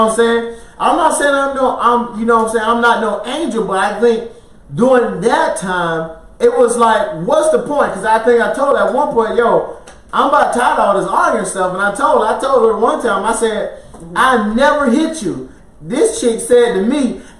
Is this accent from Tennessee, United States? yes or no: no; Florida, United States; moved away; also born or lived in Alaska; we're originally from Florida